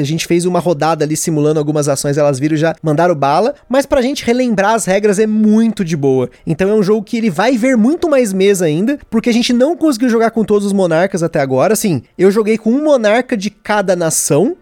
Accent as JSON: {"language": "Portuguese", "country": "Brazil", "said": "eu sou brasileiro"}